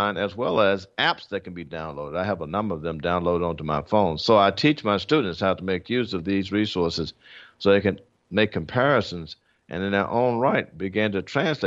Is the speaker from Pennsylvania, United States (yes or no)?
no; Memphis, Tennessee, United States; moved away as an adult; also born or lived in Atlanta, Georgia / Berkeley, California; I grew up in Memphis, Tennessee